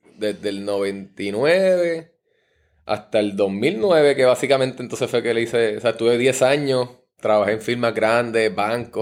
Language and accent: Spanish; San Juan, Puerto Rico; also born or lived in Comerío, Puerto Rico; nos criamos acá en Río Piedra. Mi papá cuando empezamos a estudiar decidió mudarse, para acá, para que estuviéramos por acá en San Juan.